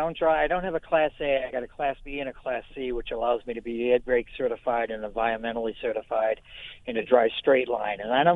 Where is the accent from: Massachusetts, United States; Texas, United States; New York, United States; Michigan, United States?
Massachusetts, United States; Boston; moved away as an adult; now in Chicago area, United States; I'm from Boston. I lived out here for 40 years.